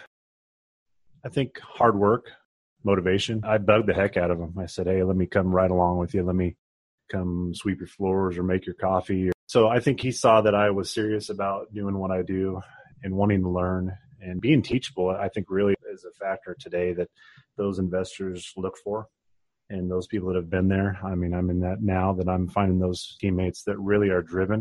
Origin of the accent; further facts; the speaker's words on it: Oregon, United States; growing up on the West Coast, I'm born and raised Oregonian